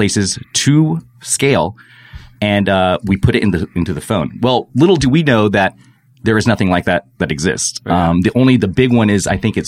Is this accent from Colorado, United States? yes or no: no; Atlanta, Georgia, United States; also born or lived in Los Angeles; I grew up in Atlanta